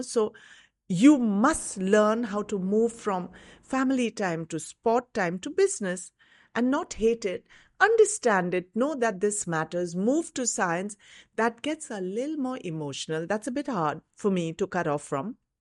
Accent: Mumbai, Maharashtra, India; I grew up in Bombay.

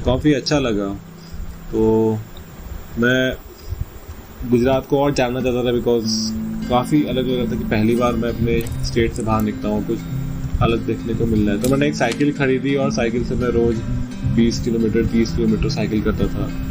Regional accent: Uttarakhand, India; अब मैं ज़िंदगी में उत्तराखंड से बाहर आया नहीं था

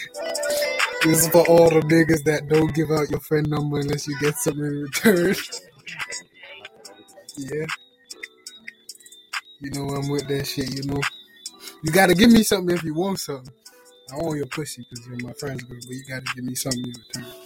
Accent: Jamaica; I'm Jamaican.

